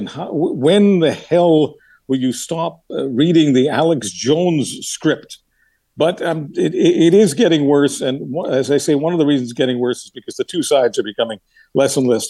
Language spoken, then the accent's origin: English; Canada; You know, this is sometimes of being a Canadian. Sometimes people say, how can that person call himself a Canadian?